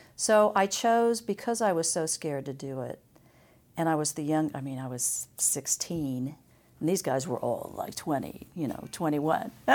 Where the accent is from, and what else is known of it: Emporia, Kansas, United States; born or raised there; also born or lived in Topeka